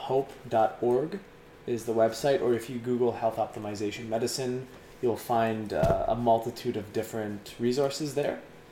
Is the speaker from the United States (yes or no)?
no; Scotland, United Kingdom; I'm really Scottish. I just put in a Canadian accent for the whole time.